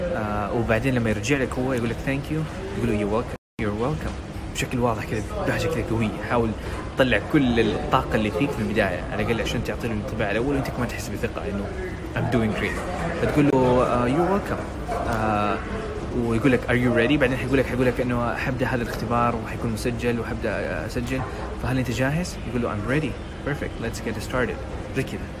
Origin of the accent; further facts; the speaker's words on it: Jeddah, Makkah Province, Saudi Arabia; أنا من جدة، I'm from جدة، in Saudi Arabia. Uh, it's a great city. I love it. I mean, I was born there. I lived there twenty years.